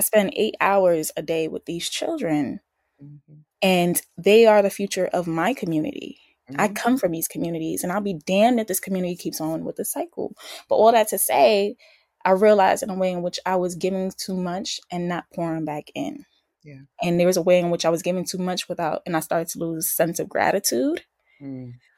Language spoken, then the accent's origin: English; New York City, New York, United States; from the BX. Um Boogie Down South Bronx.